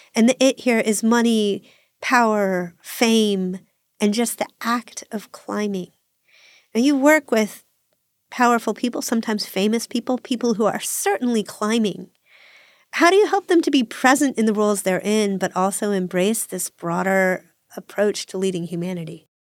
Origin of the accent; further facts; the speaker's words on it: Northeast, United States; I'm a lesbian from the Northeast